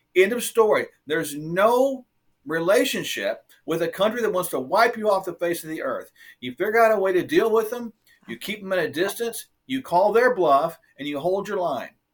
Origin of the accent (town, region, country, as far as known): United States